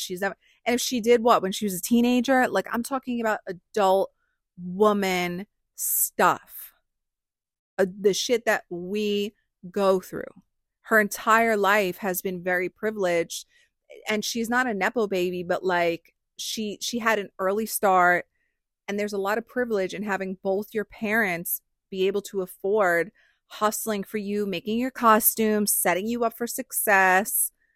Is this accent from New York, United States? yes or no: yes; New York, United States; I'm from New York